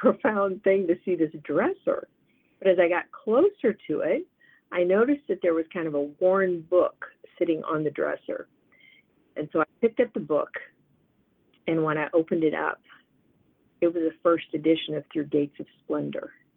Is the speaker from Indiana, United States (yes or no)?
yes; Indiana, United States; I was raised in Indiana